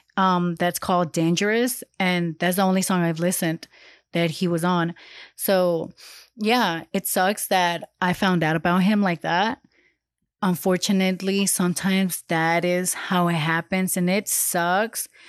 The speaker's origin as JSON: {"language": "English", "town": "Los Angeles", "region": "California", "country": "United States", "said": "I come from South L A and I know how it is out there."}